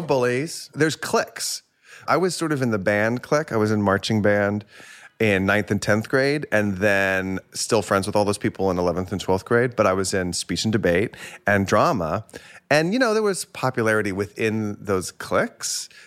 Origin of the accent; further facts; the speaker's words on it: Plano, Texas, United States; also born or lived in Houston, Texas; I grew up mostly in Plano, Texas. I was born outside Houston, and then I moved when I was, like, six or seven to Plano